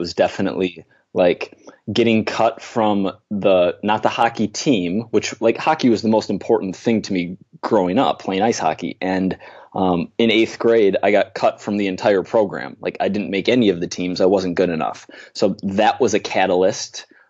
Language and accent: English; Minnesota, United States; now in New York City, United States; I live in New York City. I grew up in Minnesota, in the Midwest of the USA here